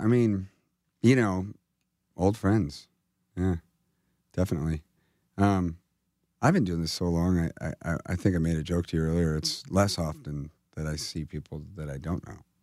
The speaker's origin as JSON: {"language": "English", "region": "California", "country": "United States", "said": "I'm from California."}